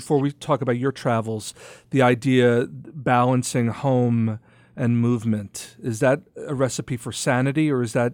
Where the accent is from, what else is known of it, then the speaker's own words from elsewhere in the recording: New York, United States; As a New Yorker, I had a crisis maybe every other month about wanting to leave New York